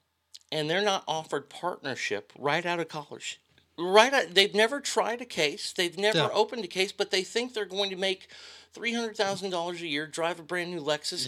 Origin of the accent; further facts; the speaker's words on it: Texas, United States; I'm from Texas